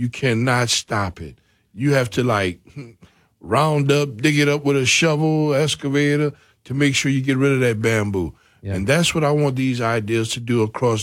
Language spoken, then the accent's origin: English; Macomb, Louisiana, United States; I'm homegrown from Macomb